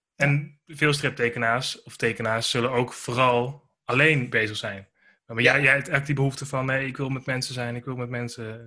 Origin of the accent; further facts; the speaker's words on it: Groningen, Netherlands; moved away; woont en werkt in Groningen. Dat is mijn geboortestad.